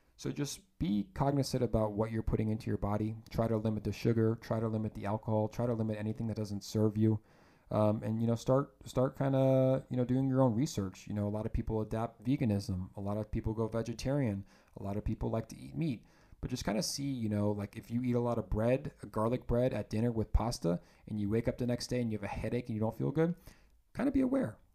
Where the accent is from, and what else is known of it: Lithia, Florida, United States; born or raised there; moved away as an adult; also born or lived in Georgia / Santa Barbara, California